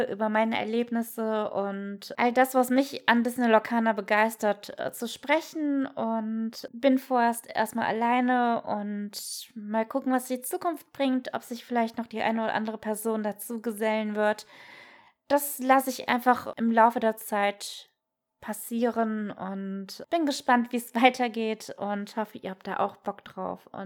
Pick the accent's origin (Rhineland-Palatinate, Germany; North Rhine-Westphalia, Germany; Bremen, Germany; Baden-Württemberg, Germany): North Rhine-Westphalia, Germany; Cologne; ich komme aus Köln